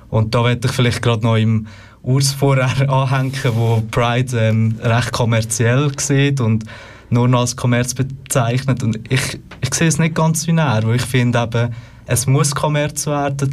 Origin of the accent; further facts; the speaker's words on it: Lucerne, Switzerland; bin aus Luzern, bin dort äh, im Stadtparlament